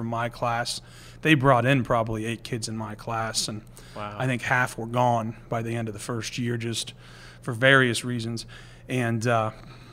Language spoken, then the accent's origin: English; near Millersville, Pennsylvania, United States; growing up near Millersville